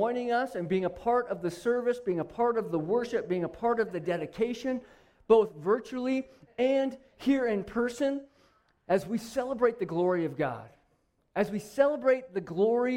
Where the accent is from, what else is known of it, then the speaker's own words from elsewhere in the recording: Phoenix, Arizona, United States; I grew up in Phoenix